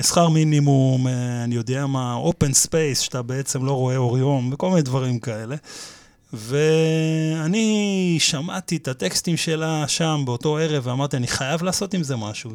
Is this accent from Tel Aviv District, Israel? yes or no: no; Petah Tikva, Central District, Israel; now in Kiryat Ono, Israel; השכונה של פעם, כאילו, שאני גדלתי אה. בפתח תקווה